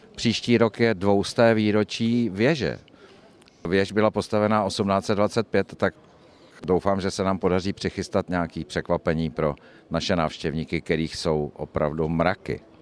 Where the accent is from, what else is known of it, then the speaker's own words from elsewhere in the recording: České Budějovice, South Bohemian Region, Czechia; já jsem se tady narodil